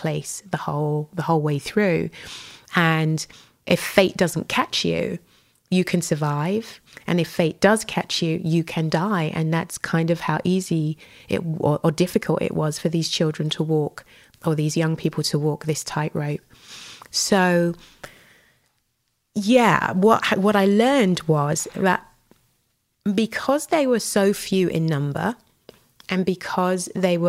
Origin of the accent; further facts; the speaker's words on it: United Kingdom; I'm a Brit, born and bred